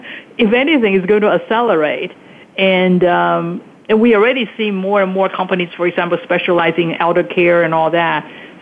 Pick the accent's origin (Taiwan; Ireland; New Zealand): Taiwan; also born or lived in Hong Kong; when I was growing up in Taiwan and Hong Kong, you know, as a little girl